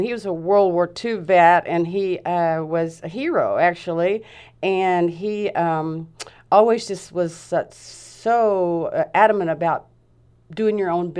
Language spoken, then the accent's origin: English; the South, United States; now in Grants Pass, United States; Because growing up in the South, I grew up in a house that was built in the 1800s.